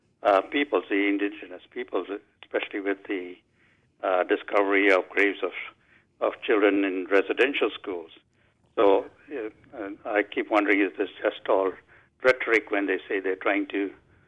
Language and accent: English; India; now in British Columbia, Canada; I come from originally from India